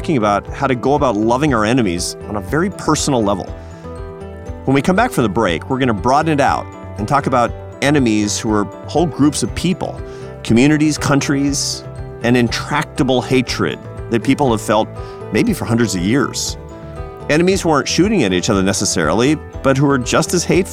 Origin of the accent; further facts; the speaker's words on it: Seattle, Washington, United States; I grew up in Seattle, Washington, in a progressive family